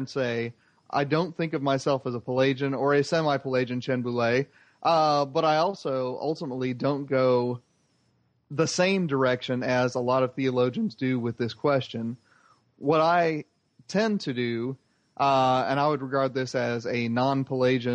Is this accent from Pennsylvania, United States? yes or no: no; Indiana, United States; Muslims with whom I grew up with in Indiana